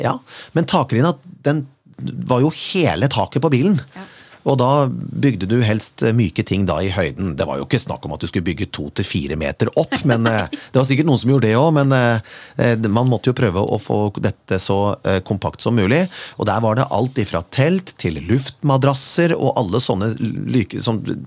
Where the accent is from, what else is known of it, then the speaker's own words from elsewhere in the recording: Kongsberg, Buskerud, Norway; fra oppveksten min på Kongsberg